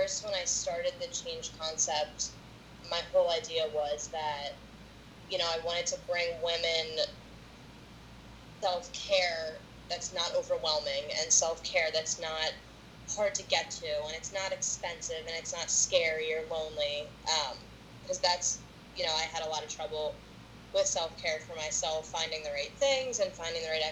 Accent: United States; also born or lived in Plymouth Meeting, Pennsylvania; I am from Pawtucket. Well, my family's from Plymouth Meeting. I'm from Pawtucket.

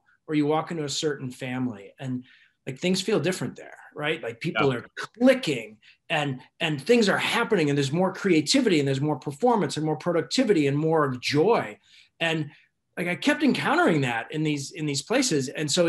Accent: Alaska, United States; I grew up in Alaska And I know what it's like to sort of either get along or not get along with people in where you have challenges, where you have to sort of get through a winter

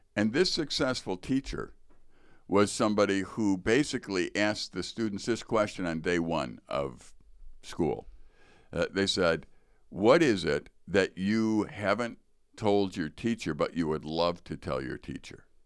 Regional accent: Chicago, Illinois, United States; growing up in Chicago

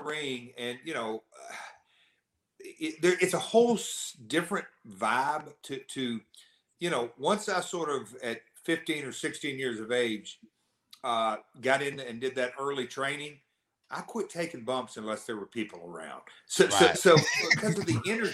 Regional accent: Nashville, Tennessee, United States; accent: southern; I'm from Nashville

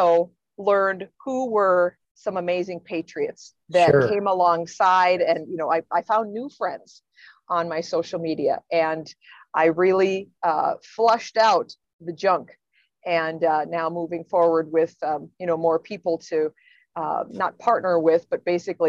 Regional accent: Black Hills, South Dakota, United States; I'm from the Black Hills

